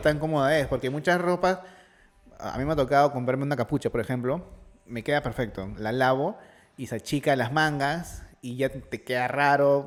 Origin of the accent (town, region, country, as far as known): Peru